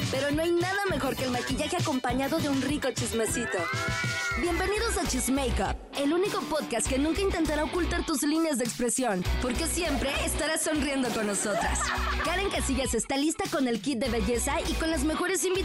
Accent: Mexico City, Mexico; De la Ciudad de México.

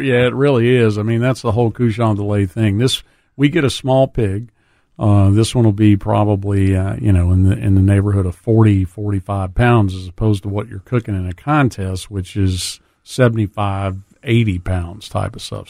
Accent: South Louisiana, United States; now in Memphis, United States; I grew up in South Louisiana

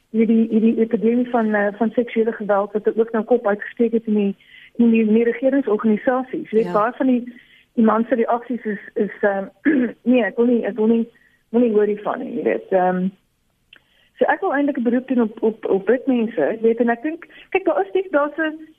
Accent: South Africa; as 'n Afrikaner

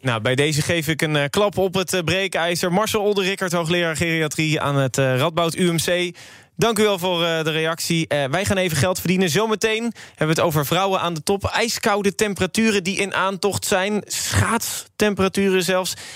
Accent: Werkhoven, Utrecht, Netherlands; ik kom uit Werkhoven

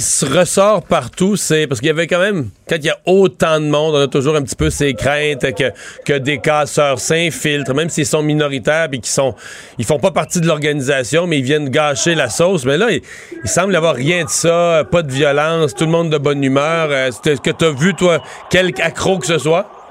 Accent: Rimouski, Quebec, Canada

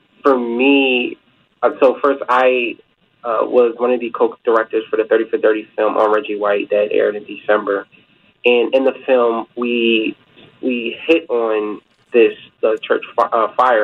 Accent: Sicklerville, New Jersey, United States; moved away; also born or lived in West Chester, Pennsylvania; I grew up in Sickleville, New Jersey, South Jersey, not too far from Philadelphia

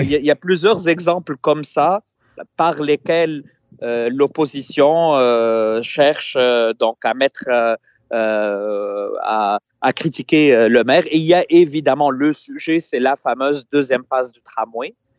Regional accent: Tunis, Tunis Governorate, Tunisia; now in Quebec, Canada; Je suis effectivement dans ma ville natale à Tunis

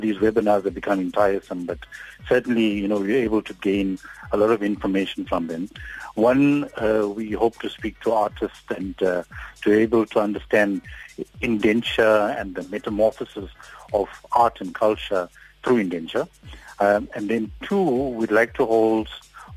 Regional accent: South Africa; as a South African society

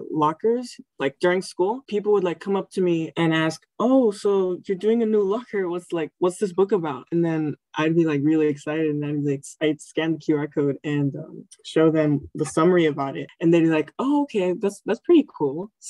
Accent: Puerto Rico; first language Spanish; English is a second language; because we came from Puerto Rico. So it was kind of a struggle transitioning from like speaking all Spanish and then going into like a mostly English environment.

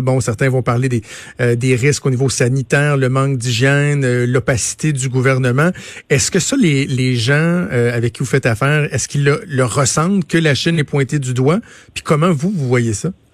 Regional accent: Quebec, Canada; chez nous au Québec

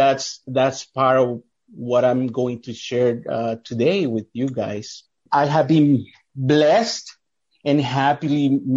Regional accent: El Salvador; moved away; I was born and raised in El Salvador. I come from a family of four sisters and me being the only guy in the family.

